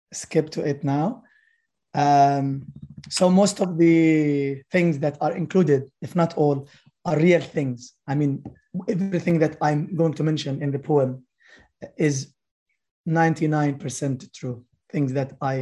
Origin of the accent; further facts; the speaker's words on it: Palestine; the life of my nation as a Palestinian